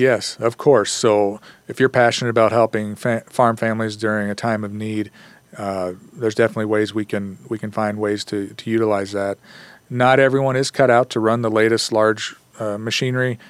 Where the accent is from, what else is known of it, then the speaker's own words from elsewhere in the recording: Columbus Junction, Iowa, United States; moved away as an adult; also born or lived in Muscatine, Iowa; now in Gilbert, United States; I grew up in Columbus Junction